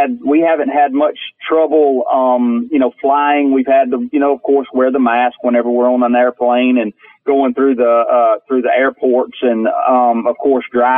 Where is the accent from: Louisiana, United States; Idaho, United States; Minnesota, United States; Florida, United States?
Louisiana, United States; my home state of Louisiana